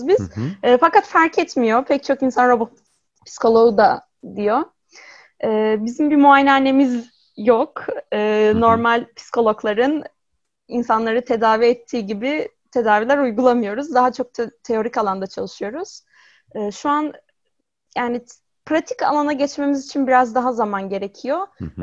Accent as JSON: {"language": "Turkish", "region": "İzmir", "country": "Turkey", "tie": "born or raised there", "said": "95 yılında İzmir'de doğdum"}